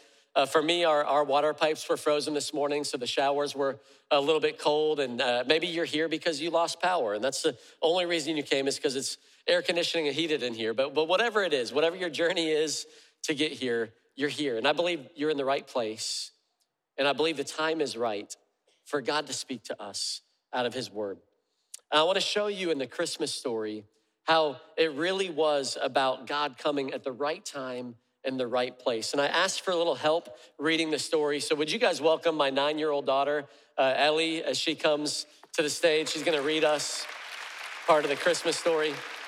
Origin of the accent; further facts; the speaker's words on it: Freeport, Illinois, United States; born there; also born or lived in Charleston, South Carolina; I was born in Freeport, Illinois, Northern Illinois, and had moved to Charleston, South Carolina